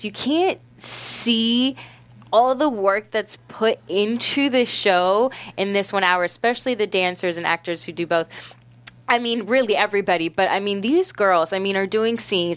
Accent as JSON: {"language": "English", "town": "Orlando", "region": "Florida", "country": "United States", "tie": "born or raised there", "said": "in Florida, like, where I grew up in Orlando"}